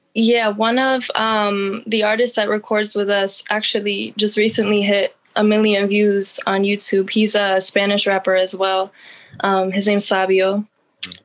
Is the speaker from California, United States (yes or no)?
no; Allentown, Pennsylvania, United States; I'm from Allentown, PA